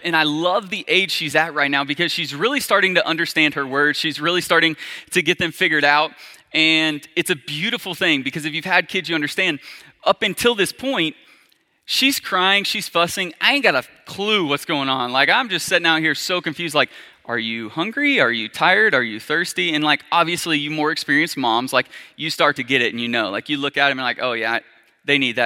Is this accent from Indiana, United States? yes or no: no; Arkansas, United States; I grew up, was born and raised in Arkansas